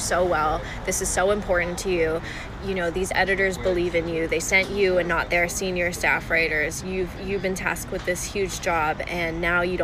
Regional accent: California, United States; I'm from California

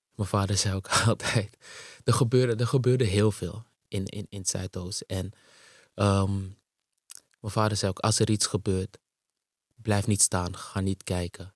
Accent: Amsterdam, North Holland, Netherlands; also born or lived in Suriname; ik ben in Suriname geboren. En op een gegeven moment eh, in 89, op zesjarige leeftijd, hier naartoe verhuisd, naar Nederland en ehm, in Amsterdam terechtgekomen.

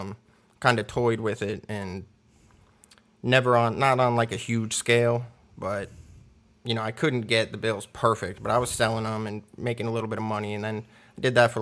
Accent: Clearwater, Florida, United States; also born or lived in Miami; now in Knoxville, United States; No, I was born in Miami, grew up in Clearwater, Tampa area. I moved to Knoxville, Tennessee, probably about 8 years ago.

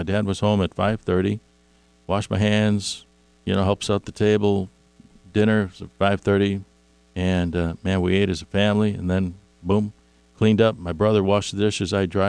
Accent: Chicago, Illinois, United States; where I grew up on Carpenter Street on the south side of Chicago

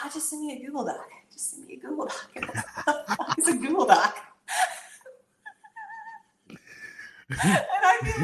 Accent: the South, United States; I grew up in the South

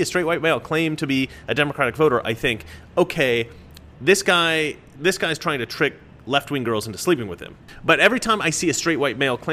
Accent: Oregon, United States; I'm from Oregon. We tend to speak sarcastically

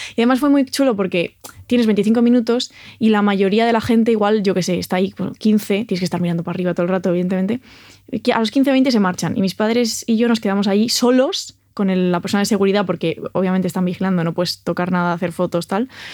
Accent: Santiago de Compostela, Galicia, Spain; moved away; mi ciudad natal, que es Santiago de Compostela

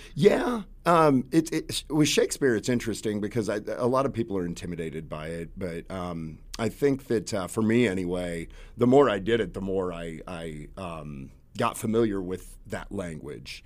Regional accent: Concordia, Kansas, United States; I grew up in Kansas

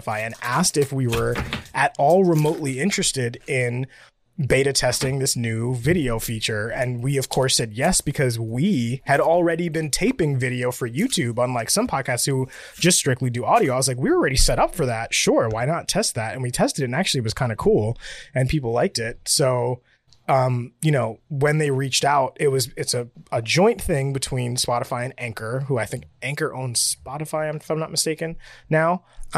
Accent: Puerto Rico; I'm from a Spanish country. I'm from Puerto Rico

